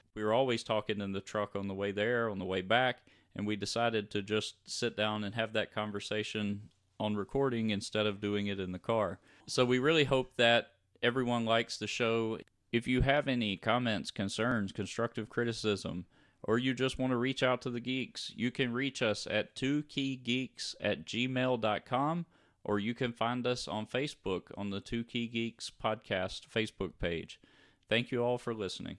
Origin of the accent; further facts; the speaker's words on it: Louisiana, United States; we grew up in Louisiana